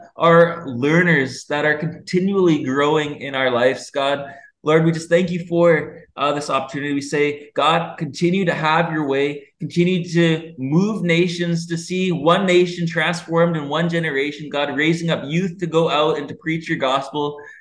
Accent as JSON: {"language": "English", "country": "Canada", "also_born_or_lived": "Honolulu, Hawaii", "moved": "as an adult", "lives_now": "Cambodia", "said": "I am a Canadian"}